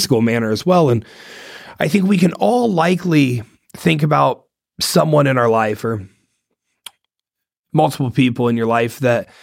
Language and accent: English; Ohio, United States; I'm from Ohio. I'm a Buckeye, born and raised